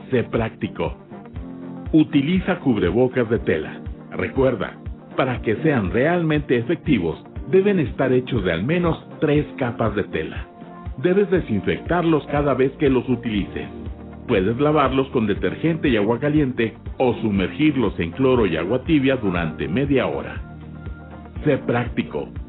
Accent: Veracruz, Mexico; Yo soy de Veracruz y me casé con una con una rielera de acá del norte.

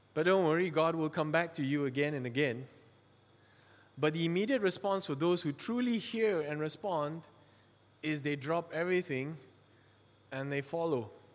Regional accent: Malaysia; I'm from Malaysia. I'm a Chinese from Malaysia

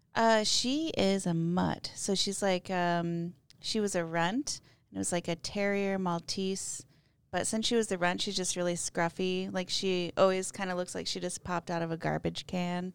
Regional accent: Mitchell, South Dakota, United States; I grew up in Mitchell, South Dakota

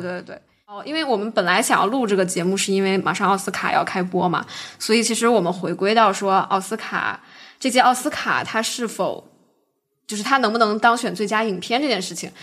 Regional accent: China; now in United States; 我们中国人

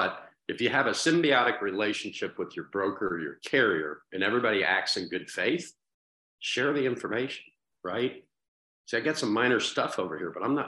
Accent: Dayton, Ohio, United States; right in my hometown

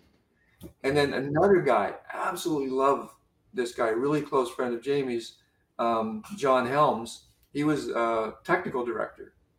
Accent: Canada; I'm Canadian

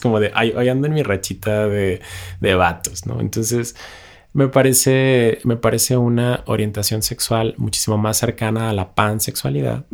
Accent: Ciudad Juárez, Chihuahua, Mexico; moved away; yo que vengo de Ciudad Juárez

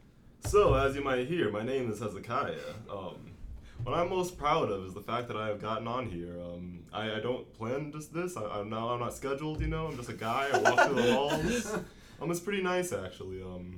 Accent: Chattanooga, Tennessee, United States; now in Knoxville, United States; I'm from Chatt, you know?

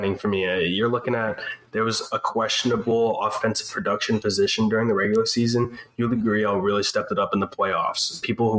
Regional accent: New York, United States; now in Houston, United States; I was born in New York, but I live in the Houston area.

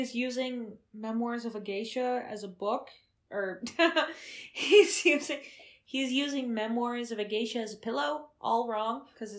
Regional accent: Wausau, Wisconsin, United States; We grew up in Wausau, who took a lot of refugees, like a lot of Laotian refugees.

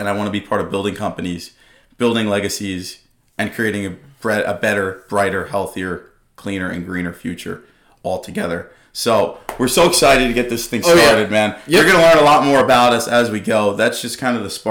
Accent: Dix Hills, New York, United States; I'm from Long Island, born and raised from Dix Hills

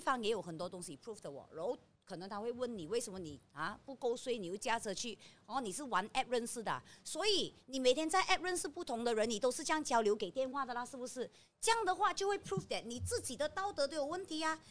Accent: Malaysia; 我们是马来西亚人民

